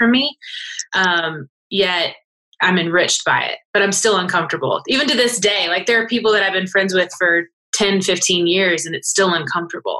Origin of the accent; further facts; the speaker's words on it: Lawrenceville, Georgia, United States; moved away as an adult; I'm in Gwinnett County and I grew up in Lawrenceville